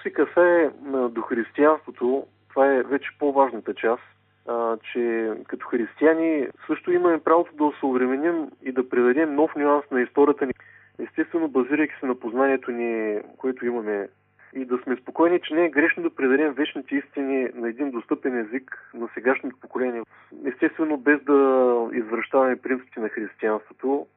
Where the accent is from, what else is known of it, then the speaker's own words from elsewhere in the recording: Bulgaria; ще говоря като българин